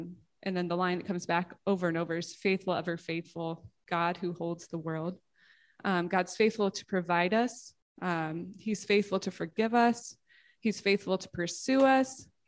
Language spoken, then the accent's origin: English; Georgia, United States; I grew up in the South, which usually surprises people. I'm like an undercover Southerner. I don't have the accent.